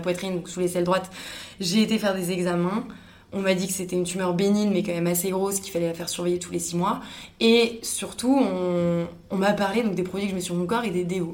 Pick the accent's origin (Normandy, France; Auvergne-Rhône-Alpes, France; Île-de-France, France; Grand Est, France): Île-de-France, France; Paris; moved away as an adult; also born or lived in Montreal; quand on est parisienne